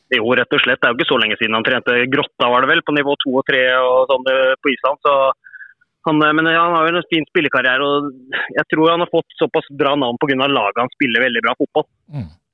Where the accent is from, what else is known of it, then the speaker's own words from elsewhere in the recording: Sarpsborg, Østfold, Norway; moved away as an adult; also born or lived in Iceland / Kristiansund / Fredrikstad; Jeg er fotballspiller opprinnelig fra Sarpsborg.